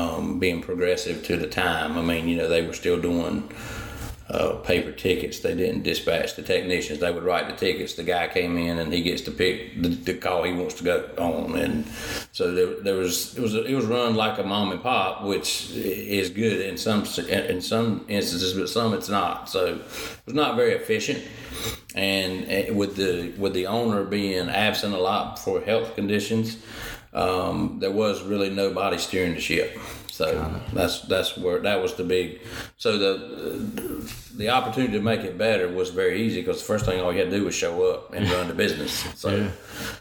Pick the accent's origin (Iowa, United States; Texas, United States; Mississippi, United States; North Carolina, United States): North Carolina, United States; Hillsborough; I'm from Hillsborough, North Carolina, and owned a heating and air conditioning company